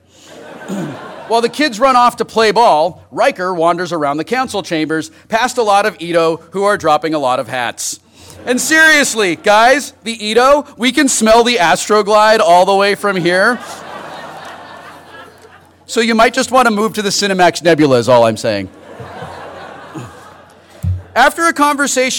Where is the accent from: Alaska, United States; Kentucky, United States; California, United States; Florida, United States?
California, United States; Los Angeles; born or raised there